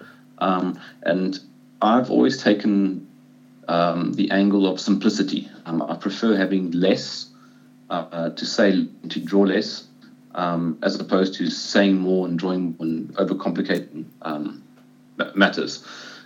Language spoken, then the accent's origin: English; South Africa; as a South African